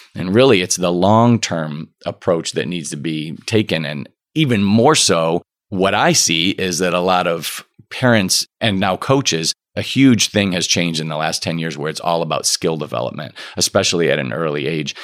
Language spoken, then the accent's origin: English; Okemos, Michigan, United States; I grew up in Okemos, right by East Lansing